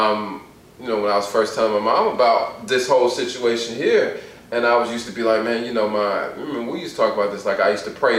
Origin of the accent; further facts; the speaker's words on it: Atlanta, Georgia, United States; moved away as an adult; now in Washington, United States; I'm originally from Atlanta